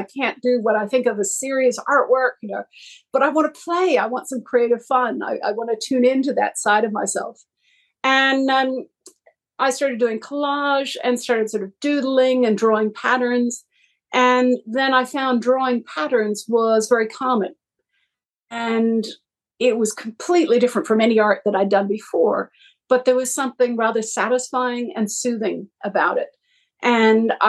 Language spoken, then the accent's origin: English; Massachusetts, United States; moved away as an adult; now in Australia; I'm from Massachusetts, but have lived in Australia for the last 30 years